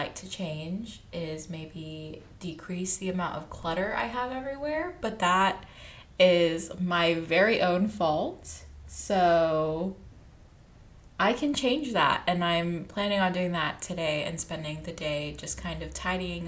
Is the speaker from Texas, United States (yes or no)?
yes; Texas, United States; moved away as an adult; now in California, United States; I moved from Texas, and I grew up in Texas, and I went to college about an hour away from home